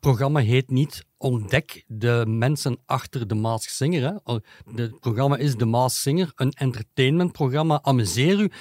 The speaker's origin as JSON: {"language": "Dutch", "town": "Leuven", "region": "Flanders", "country": "Belgium", "said": "ik ben van Leuven"}